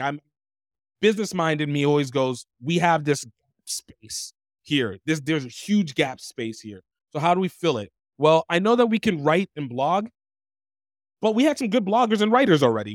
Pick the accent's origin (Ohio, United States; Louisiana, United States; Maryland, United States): Louisiana, United States; Baton Rouge; also born or lived in Pennsylvania / Iowa; now in Brazil; I was born in Pennsylvania. I was raised in Iowa and then subsequently raised again in Louisiana. Baton Rouge is happened to be a place I call, well, call home the most because it's the place I lived the longest